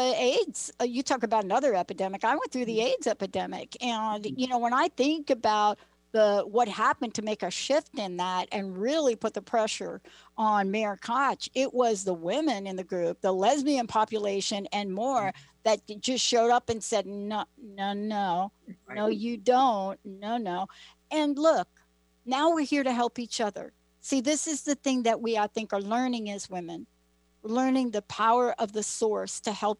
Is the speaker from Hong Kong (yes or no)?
no; United States; also born or lived in New Jersey; now in Seattle, United States; I live in the Seattle area, but I'm from New York and New Jersey.